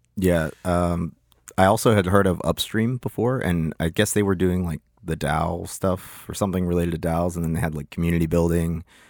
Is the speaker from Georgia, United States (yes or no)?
no; Pittsburgh, Pennsylvania, United States; moved away as an adult; also born or lived in Lima, Peru / Hollandale, Florida; now in Miami, United States; I moved to Pittsburgh when I was one